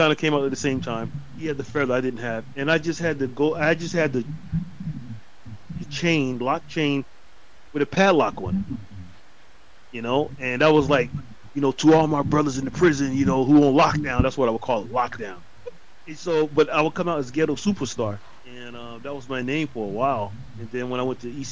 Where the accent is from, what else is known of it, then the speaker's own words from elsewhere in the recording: North Carolina, United States; I'm from North Carolina